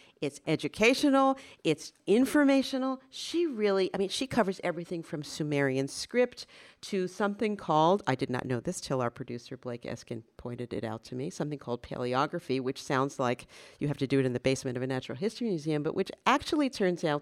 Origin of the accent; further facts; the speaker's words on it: Paris, Île-de-France, France; moved away; I grew up in Paris